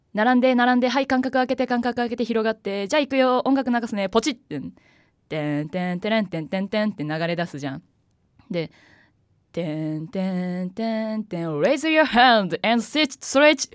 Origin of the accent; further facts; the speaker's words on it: Yamaguchi, Japan; moved away as an adult; now in Tokyo, Japan; 出身が山口県なんですよ